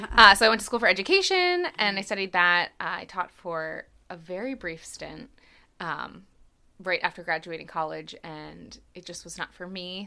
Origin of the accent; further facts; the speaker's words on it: Hershey, Pennsylvania, United States; I grew up in Hershey and have ties to all over the town.